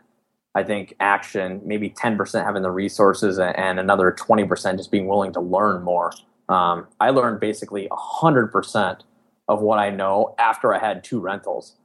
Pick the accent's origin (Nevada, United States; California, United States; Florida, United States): California, United States; now in Michigan, United States; I grew up out in Lake Tahoe